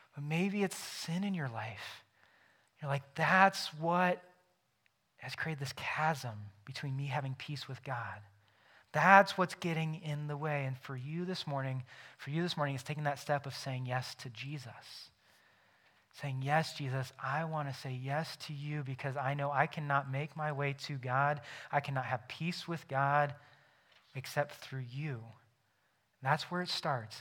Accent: United States; I am an American because I was born in the United States of America

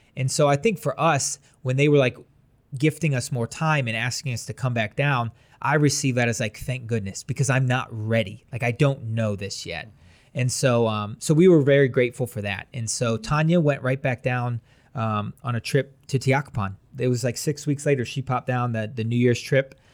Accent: Wadsworth, Ohio, United States; I'm from Wadsworth.

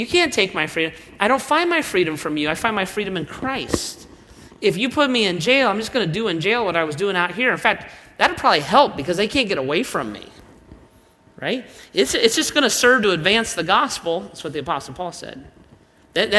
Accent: Ohio, United States; I'm not primarily an American. I'm not primarily an Ohioan

